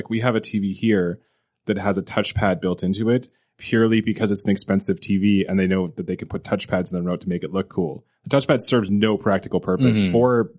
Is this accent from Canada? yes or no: yes; Canada; When I was a little kid growing up in Canada